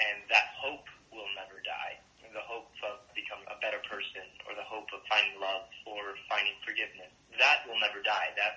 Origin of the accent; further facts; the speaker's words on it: Colombia; now in New York, United States; I was born in Colombia and then basically came to New York and came from a very Latino family